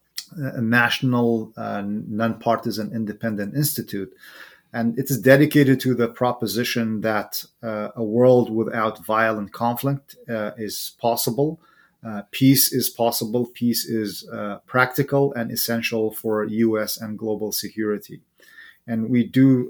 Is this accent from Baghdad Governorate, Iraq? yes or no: no; Sulaymaniyah, Kurdistan Region, Iraq; moved away as an adult; now in United States; I am originally from Suleymaniye, or Slemani, as the locals would say it in Kurdish. And it is there where I was raised, and I was born, raised, and spent most of my life before I came to the United States.